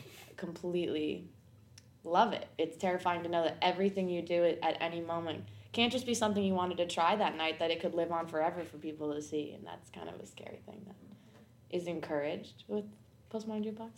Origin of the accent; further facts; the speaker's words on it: New Hampshire, United States; also born or lived in Queens, New York; now in New York, United States; I'm from New Hampshire originally, and I live currently in New York, in Queens